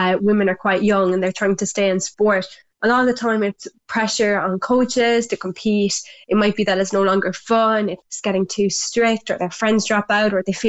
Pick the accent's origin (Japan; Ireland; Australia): Ireland; back home in Ireland